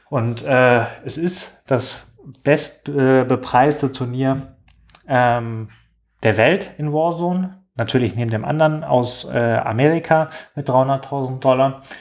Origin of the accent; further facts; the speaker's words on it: Germany; wir als Deutsche, die daran teilnehmen, ähm, eine, eine reelle Chance haben